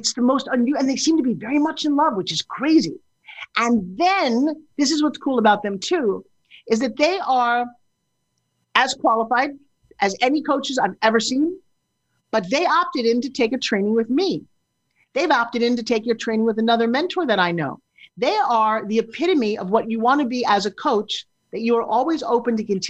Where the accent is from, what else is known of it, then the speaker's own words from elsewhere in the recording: New York, United States; I'm from New York